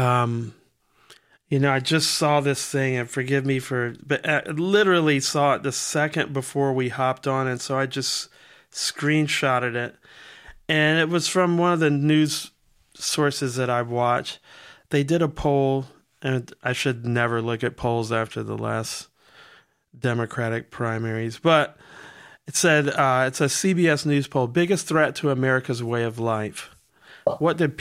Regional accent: Washington, District of Columbia, United States; I grew up black in Southeast Washington.

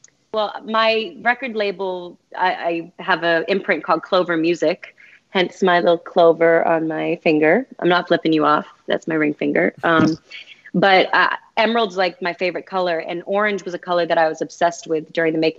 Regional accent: Boston, Massachusetts, United States; if I wasn't from Boston

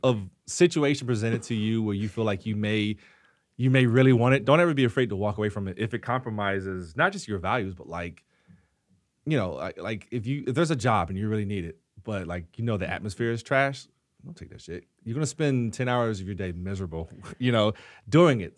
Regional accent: the South, United States; growing up in the South, you know, everyone cooks in my family

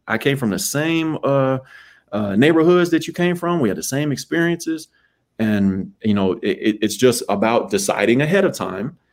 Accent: Arlington, Texas, United States; moved away; I'm from Arlington, Texas, dog. I'm from the middle. My mom and the network I had behind me did a fantastic job of raising my sister and my brother

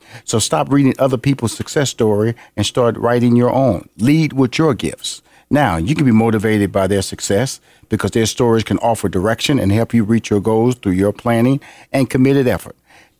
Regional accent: Houston, Texas, United States; also born or lived in Chicago / Los Angeles / New York; I lived in Chicago, lived in, of course, Los Angeles, New York. I'm originally from Houston.

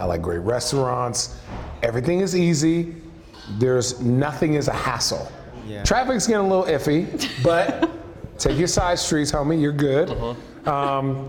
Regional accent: United States; Well, I'm American.

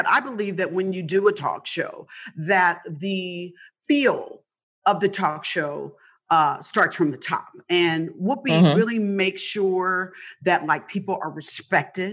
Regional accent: Indianapolis, Indiana, United States; I'm from the Midwest. I'm from Indianapolis

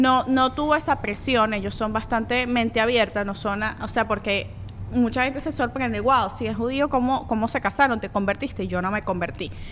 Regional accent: Venezuela; also born or lived in Colombia; yo soy colombiana venezolana

